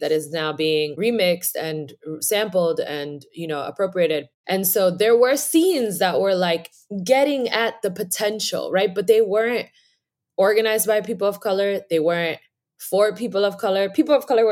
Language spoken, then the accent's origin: English; New York City, New York, United States; I am from New York City. Born in Harlem